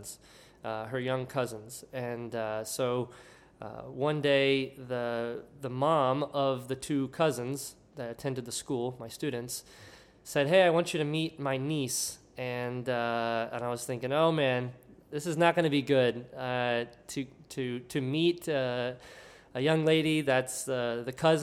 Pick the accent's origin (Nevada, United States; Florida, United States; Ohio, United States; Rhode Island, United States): Florida, United States; Homestead; moved away as an adult; I grew up in a smaller town south of Miami, about 30 miles, called Homestead, Florida. And I was fifth generation born and raised there.